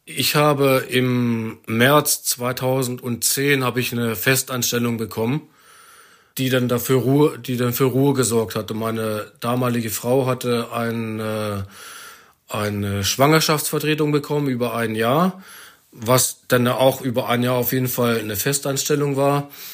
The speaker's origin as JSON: {"language": "German", "country": "Germany", "moved": "as an adult", "lives_now": "Denmark", "said": "mein Blut ist nach wie vor deutsch."}